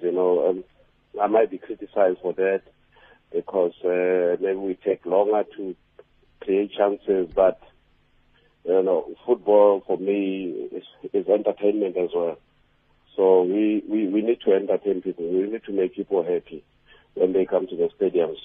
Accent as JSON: {"language": "English", "town": "Pretoria", "region": "Gauteng", "country": "South Africa", "tie": "born or raised there", "said": "that's my hometown"}